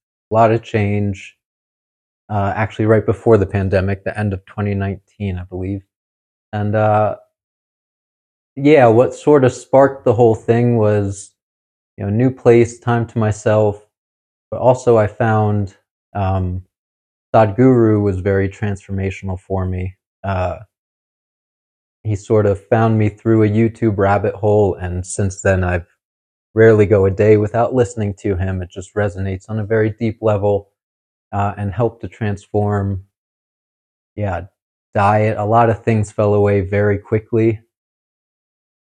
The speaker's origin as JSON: {"language": "English", "region": "New Jersey", "country": "United States", "moved": "as an adult", "said": "I'm from New Jersey originally"}